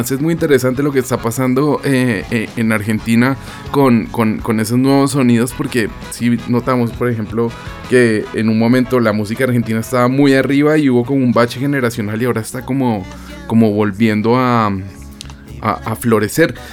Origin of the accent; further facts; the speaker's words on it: Montcada i Reixac, Catalonia, Spain; no solo en Barcelona, porque soy de Moncada y Rechac